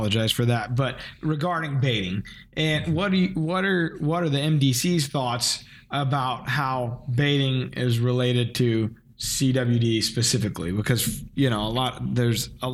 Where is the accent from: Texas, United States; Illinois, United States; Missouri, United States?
Missouri, United States; Ste. Genevieve County; we're from St. Genevieve County